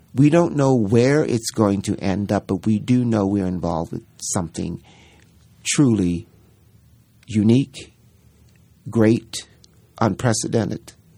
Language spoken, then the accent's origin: English; Baltimore, Maryland, United States; moved away; we opened in Baltimore, which was so delicious for me because that's my hometown